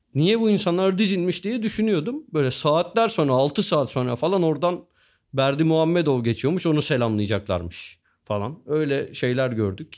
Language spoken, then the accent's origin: Turkish; Turkey; biz Türküz ve Müslümanız